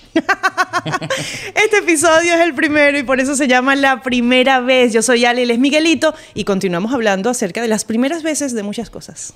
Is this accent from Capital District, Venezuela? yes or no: yes; Caracas, Capital District, Venezuela; moved away; Nací en Caracas